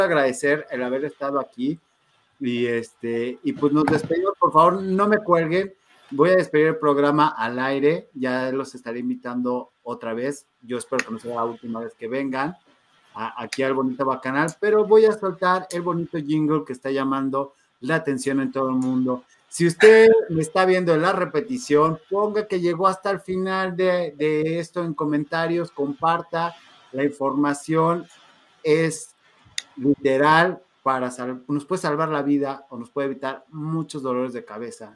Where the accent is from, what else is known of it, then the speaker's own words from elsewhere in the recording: Mexico; somos mexicanos